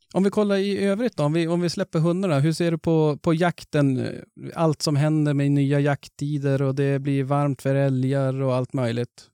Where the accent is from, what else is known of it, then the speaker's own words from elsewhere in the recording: Norrland, Sweden; vi är ju ändå norrlänningar.